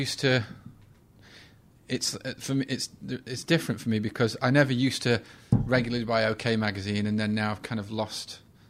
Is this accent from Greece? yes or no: no; England, United Kingdom; I mean, we're both white males. We're both English.